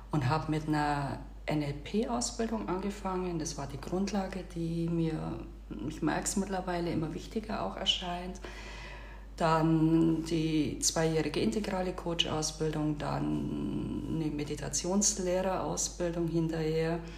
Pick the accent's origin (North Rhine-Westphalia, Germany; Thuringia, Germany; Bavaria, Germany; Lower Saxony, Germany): Bavaria, Germany; moved away as an adult; now in Turkey; Ich bin eine bayerische Schwäbin, ich komme aus dem Augsburger Raum, bin dort auf dem äh, Land aufgewachsen, habe dort dann auch gelebt bis ich dann eines Tages beschlossen habe, ja auch mein Haus zu verkaufen und mich hier in die Türkei aufzumachen